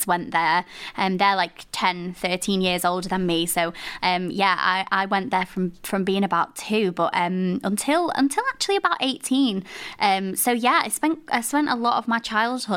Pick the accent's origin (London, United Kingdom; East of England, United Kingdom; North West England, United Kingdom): North West England, United Kingdom; Blackpool; I'm from Blackpool as well